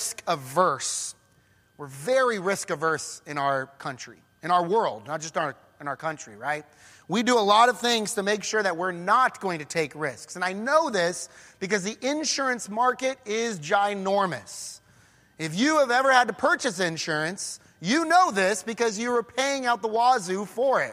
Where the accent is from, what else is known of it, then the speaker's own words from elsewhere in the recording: Denver, Colorado, United States; moved away as an adult; also born or lived in Edmond, Oklahoma / Brazil; now in Weatherford, United States; I'm from Denver originally, so I am not a Southern boy